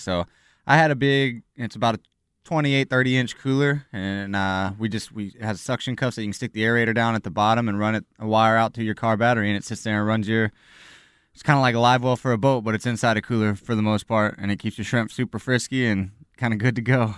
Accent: El Campo, Texas, United States; now in Austin, United States; I'm originally from El Campo, Texas.

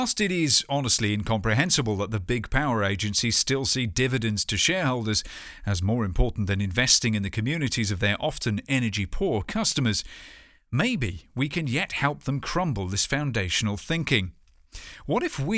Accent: United Kingdom; my home country

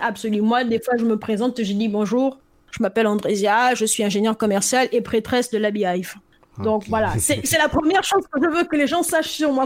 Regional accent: Gabon; moved away as an adult; now in France; moi je suis par exemple né au, Gabon

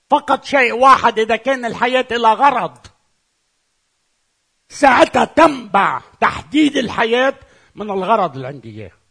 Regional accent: Lebanon; أنا من لبنان إذا أنا لبناني

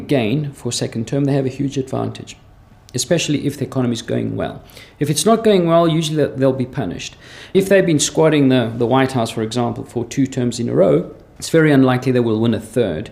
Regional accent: South Africa; accent: slight South African; also born or lived in Switzerland; now in Lausanne, Switzerland; I have a slight South African accent. That's because I was born there from Greek parents

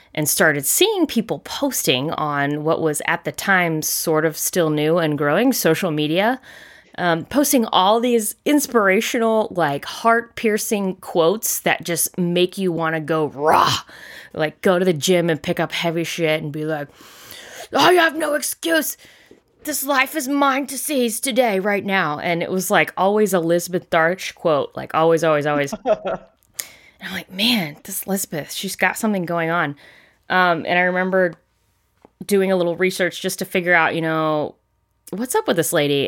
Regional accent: Charleston, South Carolina, United States; moved away; I grew up in South Carolina, specifically in Charleston

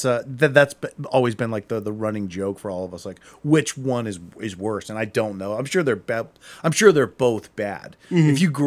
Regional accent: Akron, Ohio, United States; My wife, she's from Kent. So we're, and I'm from Akron. So we're from around here

